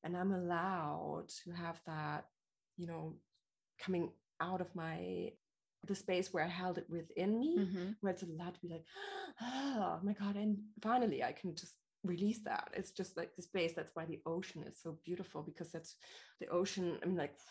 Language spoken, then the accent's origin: English; Germany; The way I grew up here in Germany, mostly, and apart from living abroad and partially of my childhood